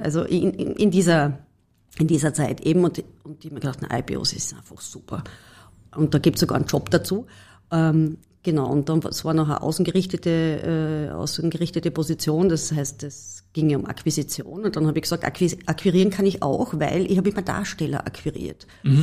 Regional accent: Carinthia, Austria; ich war als Kärntnerin ganz klassisch in der HPLA im, in der Oberstufe

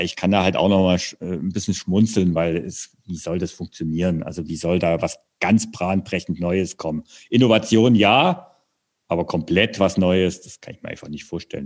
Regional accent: Saxony, Germany; moved away; ich komme ja ursprünglich aus Sachsen

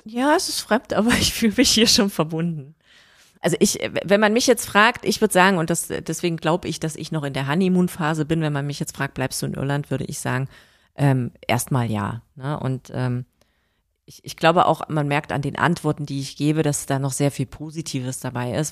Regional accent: Germany; moved away as an adult; also born or lived in Berlin; now in Ireland; Ich bin deutsch, ich werde immer deutsch bleiben

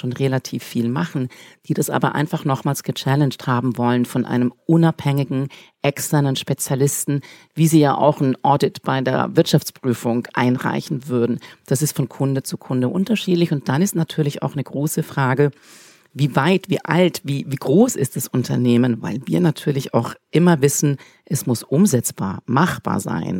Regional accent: Switzerland; ich bin Schweizerin

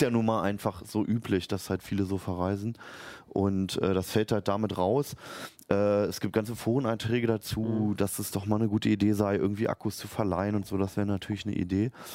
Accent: Berlin, Germany; born or raised there; moved away as an adult; now in Hannover, Germany

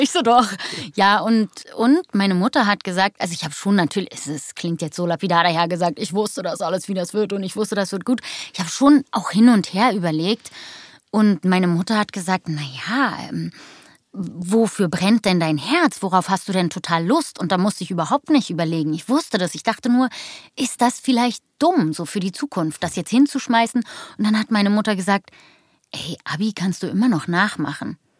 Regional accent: Berlin, Germany; Ich bin der echte Berliner Jöre, hier geboren, aufgewachsen.

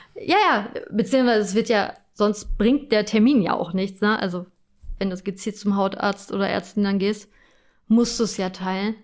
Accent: Germany; bei uns in Deutschland

